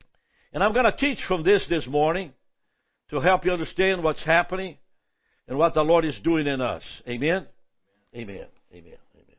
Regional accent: Brazil; now in United States; I'm actually originally from Brazil. We've been here for 55 years, 56. I mean, it's going to be 60 pretty soon. And so most of my life has been in America. But as I grew up as a child in Brazil, I was a part of a revival

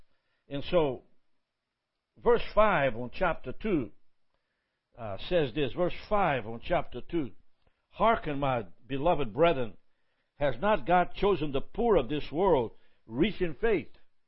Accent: Brazil; I'm from Brazil. And does that happen to me?

